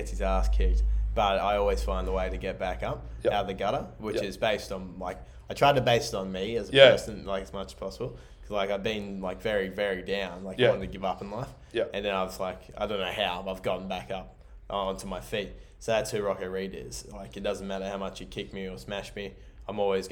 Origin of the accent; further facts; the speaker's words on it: Mount Gambier, South Australia, Australia; moved away; my hometown